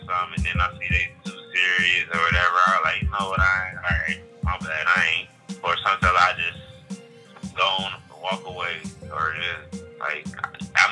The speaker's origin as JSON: {"language": "English", "town": "Detroit", "region": "Michigan", "country": "United States", "tie": "born or raised there", "said": "Southwest Detroit, Michigan"}